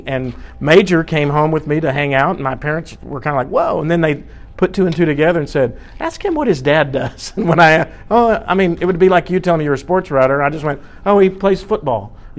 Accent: Duncanville, Texas, United States; it's a big town, but I grew up in Duncanville, Texas.

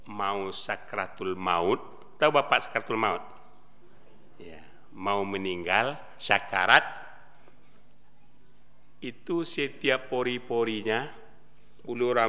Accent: West Sumatra, Indonesia; saya ngomongnya Muslim. Saya orang Sumatera Barat.

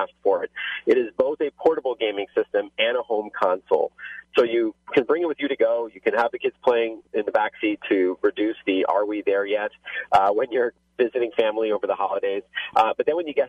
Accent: Canada; accent: Canadian; my Canadian accent

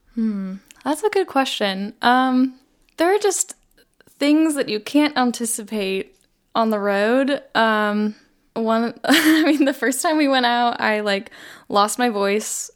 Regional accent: Las Vegas, Nevada, United States; I grew up in Las Vegas.

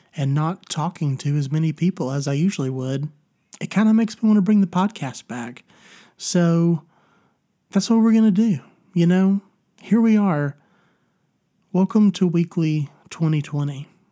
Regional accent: Tennessee, United States; my home state of Tennessee

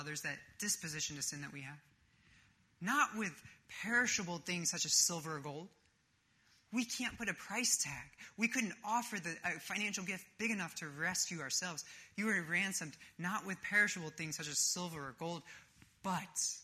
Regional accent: Northeast, United States; moved away; I grew up in the Northeast

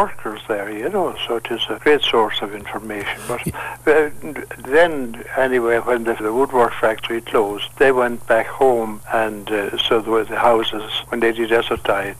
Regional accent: Tipperary, Munster, Ireland; moved away as an adult; now in Kilkenny, Ireland; I'm from Tipperary. So I came here in 1971

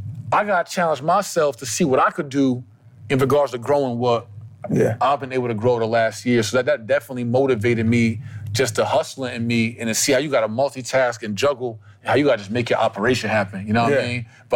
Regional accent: New Jersey, United States; I'm from Jersey, right?

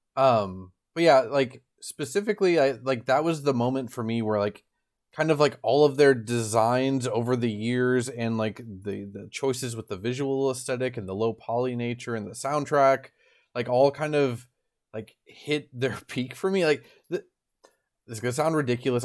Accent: Midwest, United States; I grew up in the Midwest

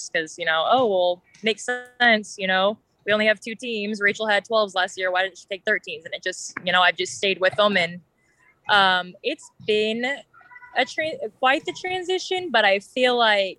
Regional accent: Edmond, Oklahoma, United States; also born or lived in Iowa; I'm from Edmond, which is just about 15 minutes north of Oklahoma City. I started playing out there just out my church when I was about seven or so

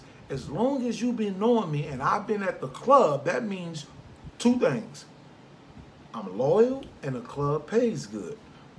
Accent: New Orleans, Louisiana, United States; moved away; I'm from New Orleans.

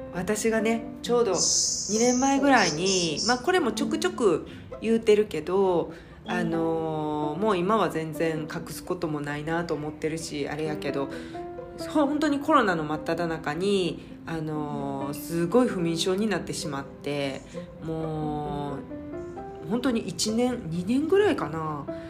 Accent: Hyogo, Japan; moved away as an adult; also born or lived in Osaka / United Kingdom; now in Singapore; 生まれは大阪で兵庫県育ちですでえっ、ー、とずっと兵庫県で育って

